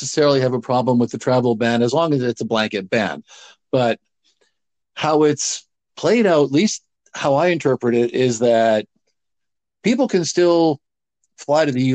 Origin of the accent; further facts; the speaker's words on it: Canada; we as Canadian society